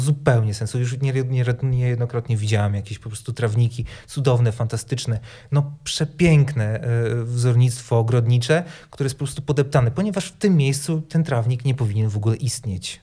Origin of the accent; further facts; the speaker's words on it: Sejny, Podlaskie Voivodeship, Poland; now in Białystok, Poland; pochodzę z małego miasteczka, które nazywa się Sejny, z którego też wyjechałem